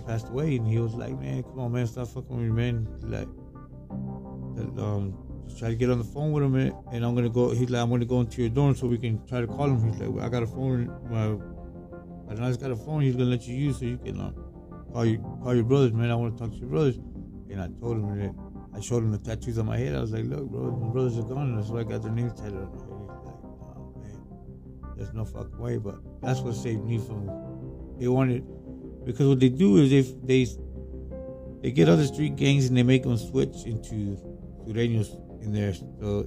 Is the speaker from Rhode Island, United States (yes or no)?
no; Tampa, Florida, United States; I'm from Tampa